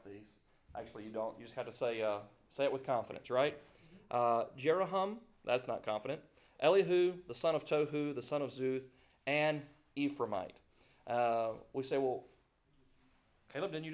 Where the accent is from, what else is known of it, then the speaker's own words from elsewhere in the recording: Greenville, Mississippi, United States; I was born in Greenville, Mississippi